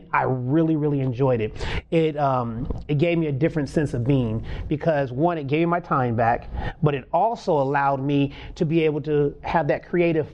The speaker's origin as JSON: {"language": "English", "region": "California", "country": "United States", "tie": "born or raised there", "also_born_or_lived": "Alabama", "said": "I grew up in California."}